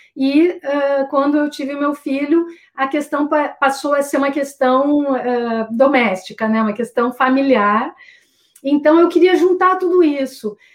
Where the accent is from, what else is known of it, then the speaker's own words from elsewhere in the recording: Santa Cruz do Sul, Rio Grande do Sul, Brazil; Santa Cruz do Sul, que é a minha cidade natal, no Rio Grande